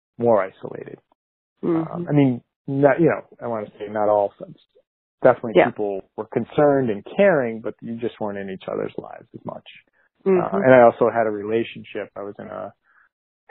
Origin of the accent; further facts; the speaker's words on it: Massachusetts, United States; moved away as an adult; now in New Jersey, United States; I'm originally from Massachusetts, and my family's pretty much all living in Massachusetts still. I'd moved to New Jersey in 2004